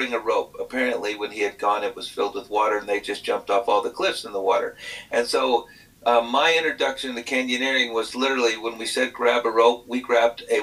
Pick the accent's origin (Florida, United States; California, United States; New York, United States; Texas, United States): Texas, United States; moved away; I grew up in Texas where there's limited outdoors